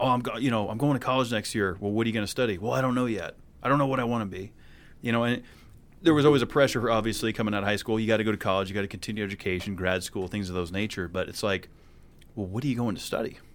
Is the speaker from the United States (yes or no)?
yes; New England, United States; moved away as an adult; I grew up in New England